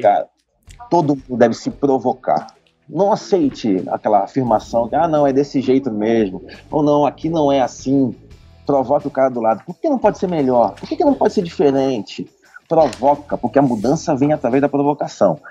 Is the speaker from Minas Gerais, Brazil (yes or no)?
no; Rio de Janeiro, Brazil; now in São Paulo, Brazil; eu sou carioca